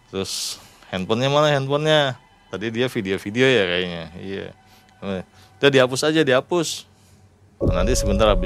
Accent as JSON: {"language": "Indonesian", "town": "Cirebon", "region": "West Java", "country": "Indonesia", "said": "Karena kita juga kan dari Cirebon juga sama dari Jawa."}